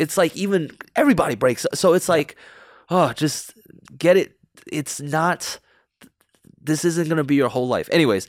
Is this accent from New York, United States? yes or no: yes; New York City, New York, United States; Growing up in New York, it's, you're surrounded with a lot of negativity, actually. Like, New York City, it's kind of a cutthroat city.